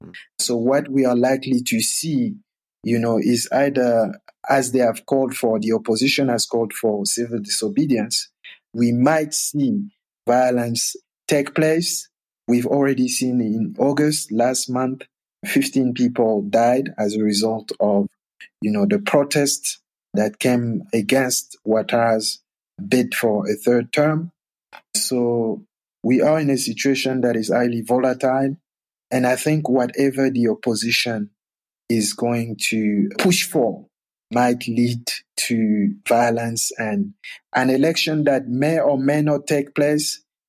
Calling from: Johannesburg, Gauteng, South Africa; I'm speaking from Johannesburg, but I've also been to Côte d'Ivoire on several occasions over the years

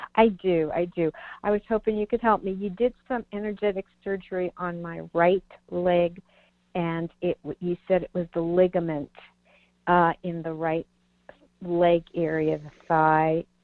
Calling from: Virginia, United States; I'm calling from Virginia.

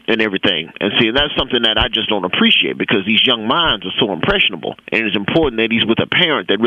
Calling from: Atlanta, Georgia, United States; Well, I'm calling from the Atlanta office right now

